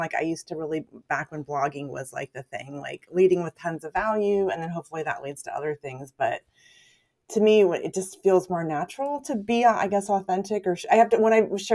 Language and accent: English; California, United States; moved away as an adult; now in Portland, United States; I grew up in California